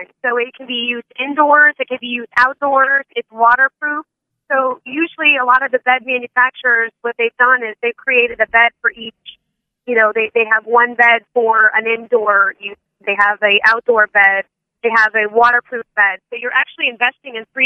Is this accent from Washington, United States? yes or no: no; Palm Beach County, Florida, United States; I'm a native from Palm Beach County, Florida